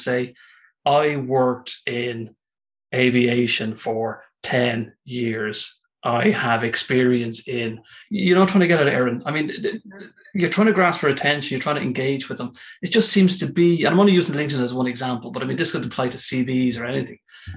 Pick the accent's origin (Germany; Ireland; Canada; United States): Ireland; as an Irishman